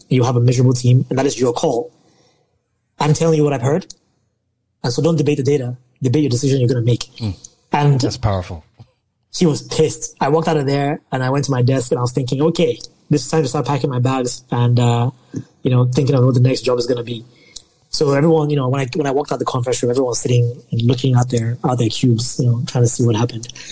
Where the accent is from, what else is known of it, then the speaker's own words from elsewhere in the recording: Nigeria; I'm Nigerian